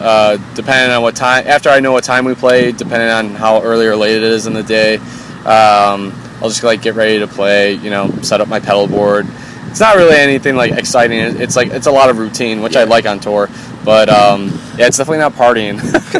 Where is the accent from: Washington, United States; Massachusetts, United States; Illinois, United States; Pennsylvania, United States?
Illinois, United States; Chicago